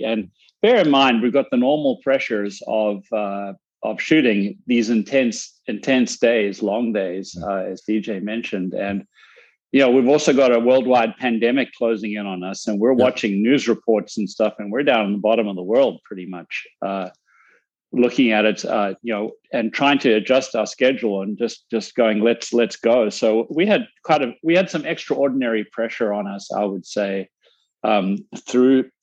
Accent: South Africa; now in United States; I'm a South African immigrant in the US

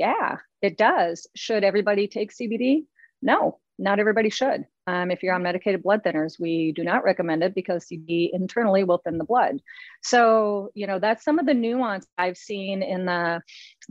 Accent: Minnesota, United States; now in Longboat Key, Florida, United States; I grew up in Minnesota

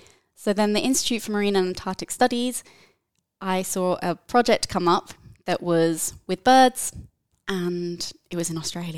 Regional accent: England, United Kingdom; But I'm actually from the UK, from the United Kingdom. I grew up near London, and I knew from a very early age that I wanted to work with animals, be it in any capacity.

